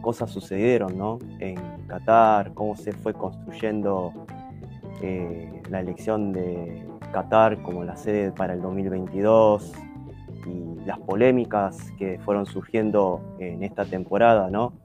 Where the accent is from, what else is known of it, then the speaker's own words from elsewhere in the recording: Argentina; como argentino